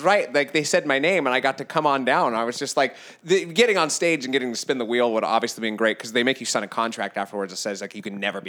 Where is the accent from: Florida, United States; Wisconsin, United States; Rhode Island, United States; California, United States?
California, United States; Solvang; now in Los Angeles, United States; I was born in Solvang